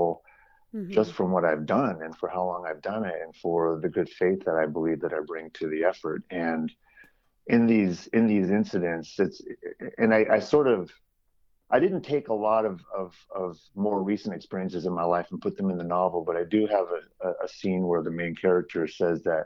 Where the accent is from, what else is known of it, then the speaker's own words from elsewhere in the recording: San Jose, California, United States; So I'm originally from San Jose, California, and I grew up in an area called the East Foothills